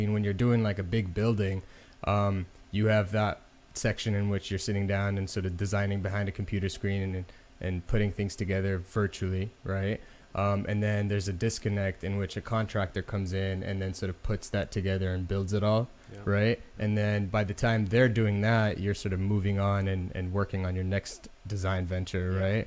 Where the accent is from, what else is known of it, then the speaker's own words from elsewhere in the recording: Dubai, United Arab Emirates; I was born and raised in the Middle East, in Dubai, to be specific